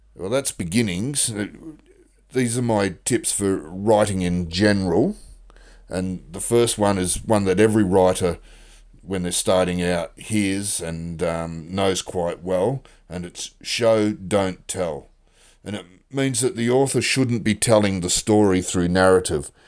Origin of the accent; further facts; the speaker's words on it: Australia; also born or lived in Western Australia; I'm an Australian author